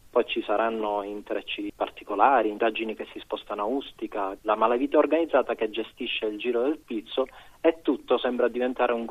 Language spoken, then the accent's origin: Italian; Palermo, Sicily, Italy; essendo essendo io palermitano